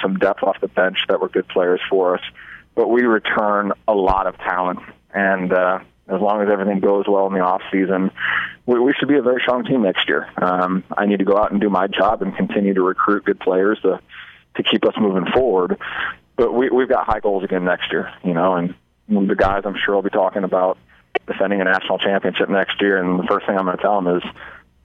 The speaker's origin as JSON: {"language": "English", "town": "Omaha", "region": "Nebraska", "country": "United States", "lives_now": "Hastings, United States", "said": "I'm from Omaha, Nebraska, and I grew up playing against Hastings at Bellevue University"}